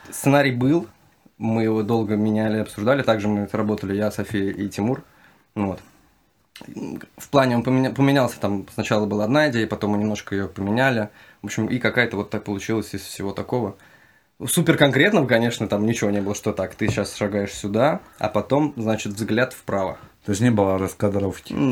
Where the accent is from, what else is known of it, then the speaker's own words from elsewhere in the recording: Kazakhstan; moved away; я же тоже родом из Казахстана.